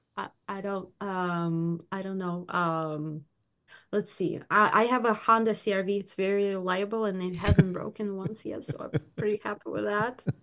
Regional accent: Belarus; now in Michigan, United States; I am ori-, I was born in Belarus

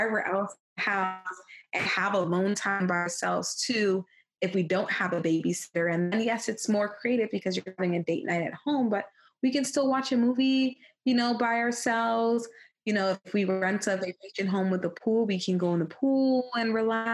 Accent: Jamaica; I am Jamaican

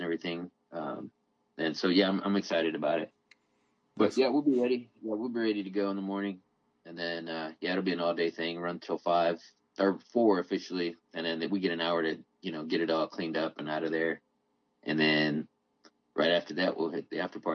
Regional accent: Denton, Texas, United States; it's back in Denton again, my hometown

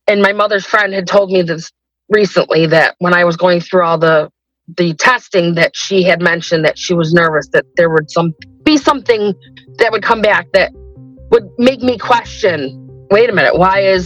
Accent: Rochester, New York, United States; I am 49, and I am from Rochester, New York.

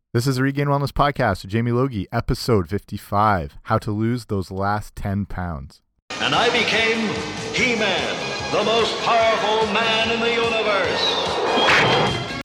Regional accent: Canada; also born or lived in southwestern Ontario; I'm Canadian

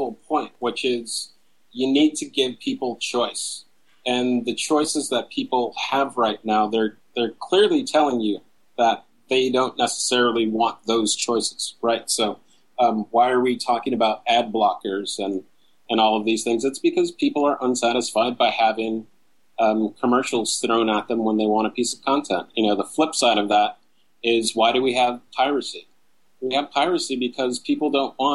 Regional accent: San Jose, California, United States; now in Los Angeles, United States; But originally, I was born in San Jose, California. Or raised in San Jose

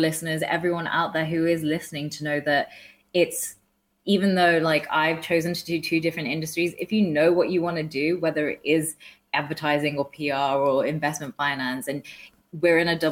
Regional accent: Walsall, West Midlands, United Kingdom; I'm from Walsall, which is like, we had the highest teenage pregnancy rate for most of my growing up.

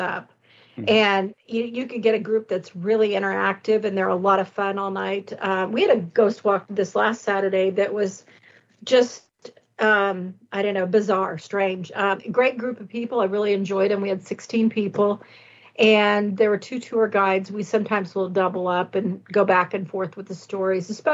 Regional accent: Indiana, United States; moved away as an adult; I decided to move back to my home state of Indiana

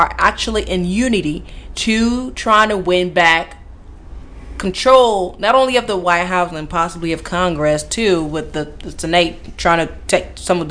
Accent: Cameroon; now in United States; I hail from Cameroon.

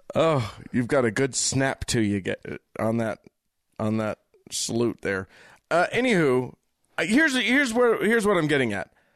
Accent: United States; I'm an American

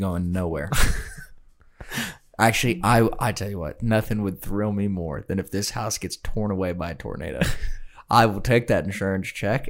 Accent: Kansas, United States; I'm from Kansas. I've been through this.

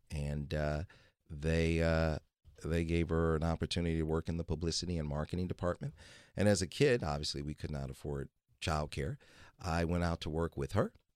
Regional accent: Detroit, Michigan, United States; moved away; I'm originally from Detroit, Michigan, and I was born there in, uh, nineteen sixty-one

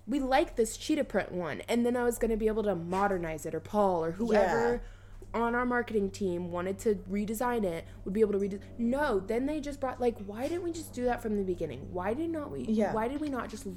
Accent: Kansas, United States; I'm from Kansas

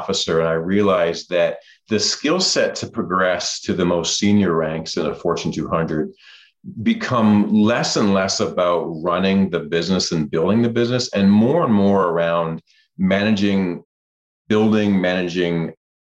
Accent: Toronto, Ontario, Canada; moved away; I'm from the suburbs of Toronto. Grew up a Toronto Maple Leafs fan

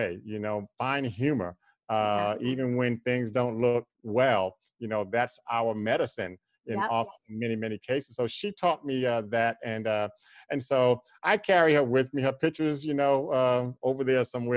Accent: New York City, New York, United States; I'm from Queens, New York, but I'm from a section of Queens, New York called Corona

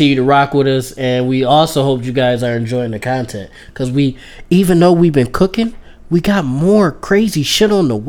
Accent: Buffalo, New York, United States; we Buffalo kids

